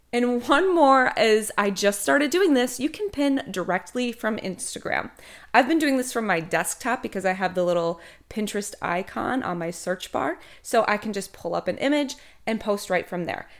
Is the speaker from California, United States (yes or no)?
no; Minnesota, United States; moved away as an adult; now in Emerald Coast, Florida, United States; originally I am from Minnesota, although I have not lived there in almost twelve years